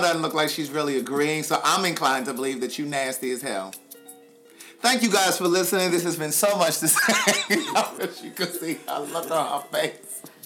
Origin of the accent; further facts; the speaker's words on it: Baltimore, Maryland, United States; moved away as an adult; now in Atlanta, United States; this is my hometown. This is where I grew up. I left here when I was 18, moved away for college.